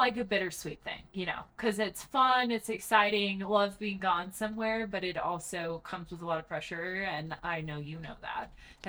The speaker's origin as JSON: {"language": "English", "town": "Breckenridge", "region": "Colorado", "country": "United States", "tie": "born or raised there", "also_born_or_lived": "Coon Rapids, Minnesota", "said": "So I call myself from Colorado. I tell people I am from, so I grew up in Breckenridge. I live in Silverthorne, all part of just what we call Summit or Summit County now. I'm one of those people that snobbly calls myself a native"}